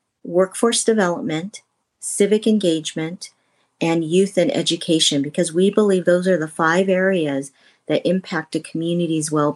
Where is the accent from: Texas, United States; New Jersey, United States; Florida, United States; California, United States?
California, United States; north of Sacramento, Northern; I'm from Northern California, north of Sacramento